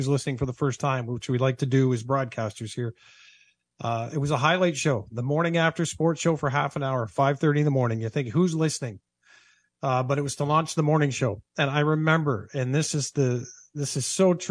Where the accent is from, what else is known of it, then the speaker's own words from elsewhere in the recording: Southern Ontario, Canada; growing up in Southern Ontario